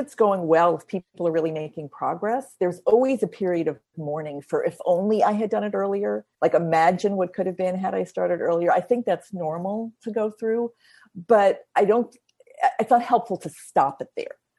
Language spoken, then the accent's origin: English; United States; as an American